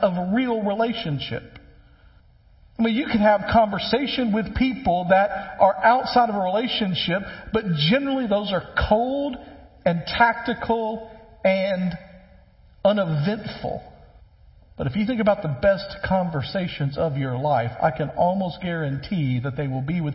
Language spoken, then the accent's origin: English; West Tennessee, United States; when I was growing up, I grew up in West Tennessee